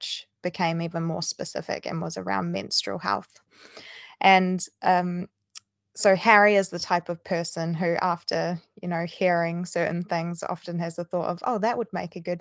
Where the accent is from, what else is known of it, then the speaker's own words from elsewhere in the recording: New Zealand; moved away as an adult; now in Bristol, United Kingdom; I'm originally from New Zealand, so that's where my accent's from